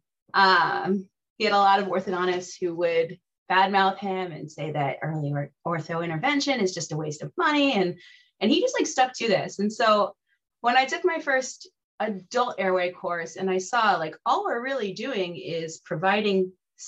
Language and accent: English; South Florida, United States; also born or lived in central Connecticut; now in Connecticut, United States; I grew up in South Florida, so welcome to my former home